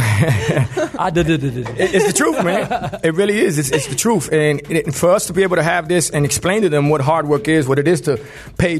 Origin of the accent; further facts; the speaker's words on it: Miami, Florida, United States; growing up in Miami in the 80s